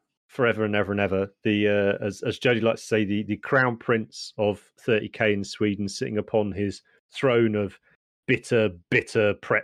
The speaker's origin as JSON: {"language": "English", "country": "United Kingdom", "said": "as a Brit"}